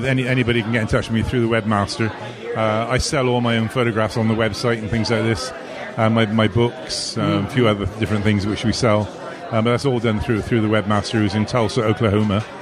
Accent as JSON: {"language": "English", "town": "Bristol", "region": "South West England", "country": "United Kingdom", "tie": "born or raised there", "moved": "yes", "lives_now": "London, United Kingdom", "said": "In Bristol, which is my home, my original home. I now live in London, but I was brought up in Bristol."}